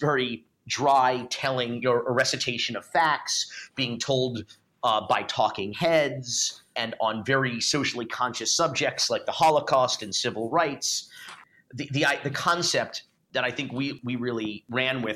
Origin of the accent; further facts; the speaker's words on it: Miami, Florida, United States; we grew up in Miami